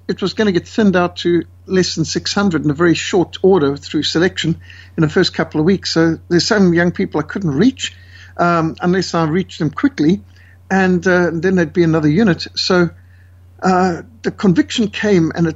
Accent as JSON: {"language": "English", "country": "Zimbabwe", "tie": "born or raised there", "said": "I was brought up in Rhodesia"}